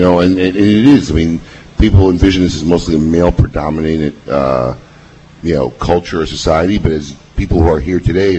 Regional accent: Chicago, Illinois, United States; You know, I grew up in Chicago, so I actually grew up going in her store.

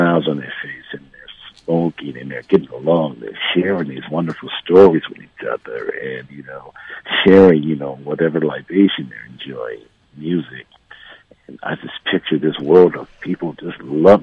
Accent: Detroit, Michigan, United States; Michigan, my hometown.

